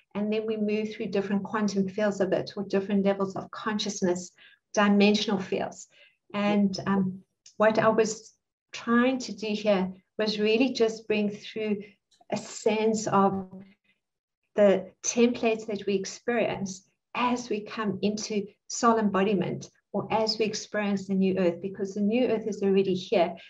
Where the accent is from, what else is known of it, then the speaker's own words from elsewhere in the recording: South Africa; also born or lived in Cape Town; I'm South African, and I live in Cape Town